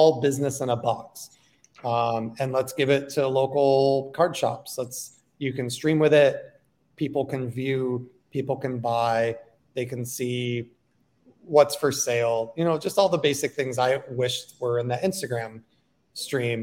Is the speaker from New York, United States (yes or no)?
yes; south of Buffalo, New York, United States; I grew up south of Buffalo